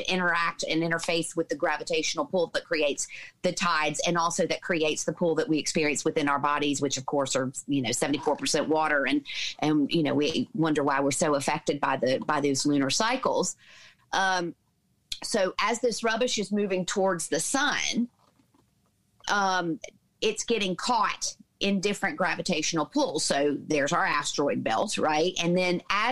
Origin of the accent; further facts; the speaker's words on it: the Bible Belt, United States; grew up in the Bible Belt in the States.